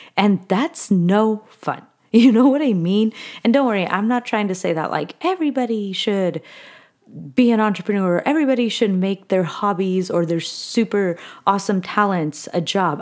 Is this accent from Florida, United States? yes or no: no; California, United States; I really was born and raised in California.